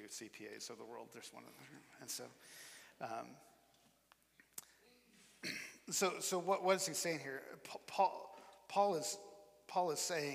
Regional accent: Iowa, United States; moved away as an adult; also born or lived in Nebraska / Memphis, Tennessee; we're both from the Midwest. I'm from Iowa

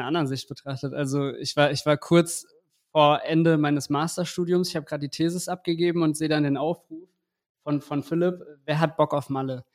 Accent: Eschborn, Hesse, Germany; ich bin aus Eschborn

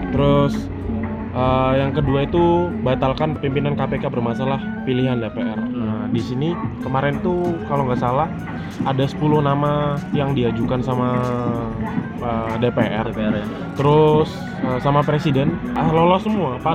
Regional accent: Kalimantan, Indonesia; Ini eh, kebetulan saya juga dari Kalimantan, ya? Kalimantan yang sebenarnya dari kecil itu udah merasakan dampak dari pembakaran hutan asapnya itu

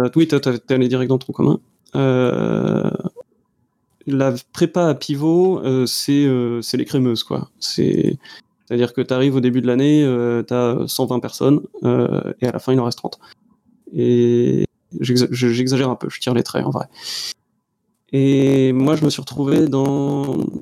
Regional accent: Brittany, France; je suis breton

